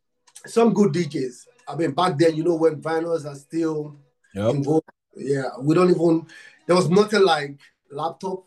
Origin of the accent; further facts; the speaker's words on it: Nigeria; I'm from Africa, Nigeria. I'm from Nigeria